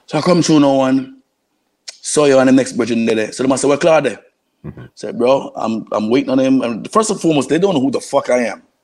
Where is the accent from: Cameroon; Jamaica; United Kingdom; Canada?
Jamaica; Kingston; moved away; also born or lived in New York / Florida; I'm, I'm from East Kingston